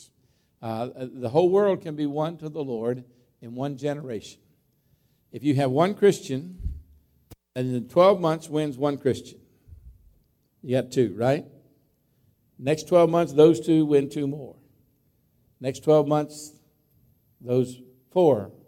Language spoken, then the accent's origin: English; Berryville, Virginia, United States; I grew up in Clark County in Berryville, Virginia. That's where I graduated from high school. And grew up as a farm boy there, born right across the line in West Virginia